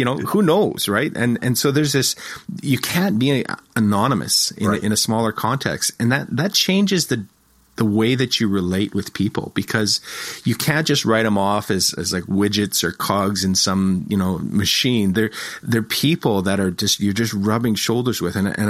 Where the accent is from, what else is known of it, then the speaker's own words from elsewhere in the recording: Moose Jaw, Saskatchewan, Canada; moved away as an adult; also born or lived in Toronto / Edmonton; I was born and raised in Moose Jaw, but I've lived in like Toronto. I've lived in Edmonton, you know, so I've been gone for about 25 years